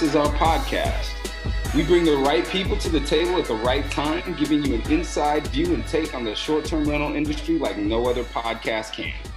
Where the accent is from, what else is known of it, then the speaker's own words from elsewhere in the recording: Portland, United States; We're both from Portland